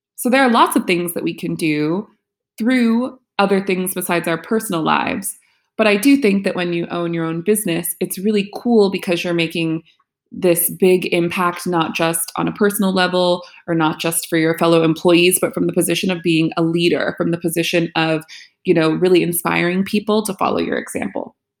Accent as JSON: {"language": "English", "country": "United States", "said": "the U S, my home country"}